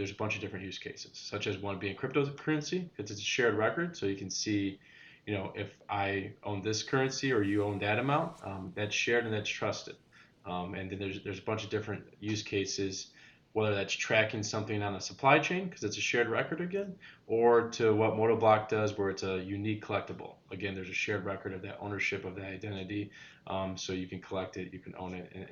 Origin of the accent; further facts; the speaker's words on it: Joliet, Illinois, United States; now in Houston, United States; born and raised in Joliet